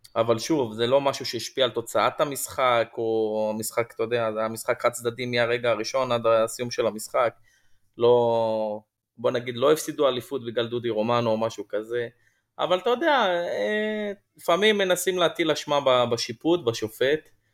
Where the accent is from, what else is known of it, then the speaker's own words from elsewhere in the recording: Tel Aviv, Tel Aviv District, Israel; moved away as an adult; now in Yavne, Israel; נולדתי בתל אביב וגדלתי בקריית שלום, ואני בעשר שנים האחרונות אה, גר ביבנה